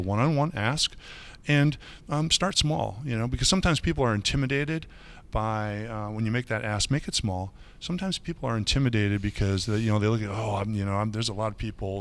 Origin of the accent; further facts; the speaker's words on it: Michigan, United States; now in Chicago, United States; I grew up on the other side of the lake. I grew up in Michigan